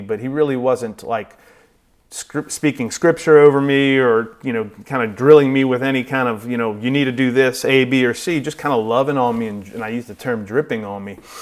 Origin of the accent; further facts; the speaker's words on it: New Orleans, Louisiana, United States; grew up, like Mark said, in a suburb of New Orleans